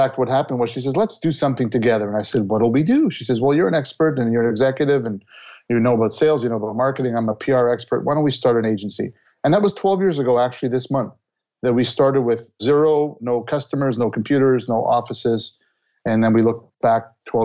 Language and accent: English; Montreal, Quebec, Canada; when I grew up in Montreal and I went to Concordia University